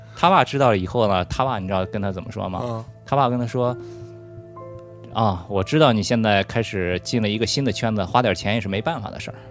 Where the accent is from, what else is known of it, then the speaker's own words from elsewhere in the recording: Qingdao, Shandong, China; 我是青岛人